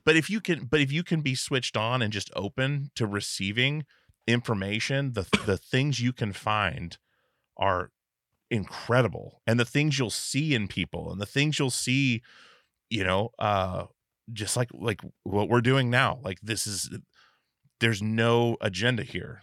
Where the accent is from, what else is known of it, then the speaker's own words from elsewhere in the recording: Alaska, United States; moved away; I was from Alaska